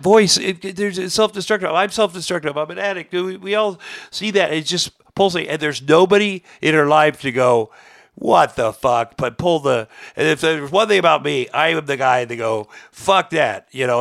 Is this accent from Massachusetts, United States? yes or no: no; Iowa, United States; moved away; as a kid, I grew up in Iowa